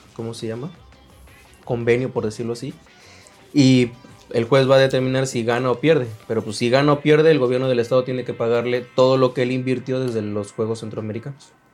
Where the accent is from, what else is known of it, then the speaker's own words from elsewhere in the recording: Jarocho, Veracruz, Mexico; soy el único jarocho que le va al Toluca